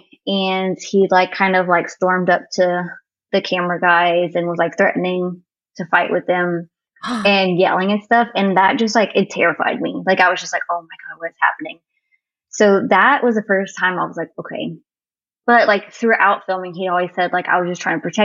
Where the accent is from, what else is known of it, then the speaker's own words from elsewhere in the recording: Cajun, Louisiana, United States; I'm Cajun